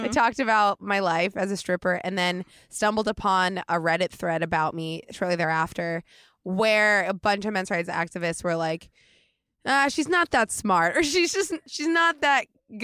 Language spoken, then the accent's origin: English; Oregon, United States; No, yeah, I'm from outside of Portland. And right when you get outside of Portland, it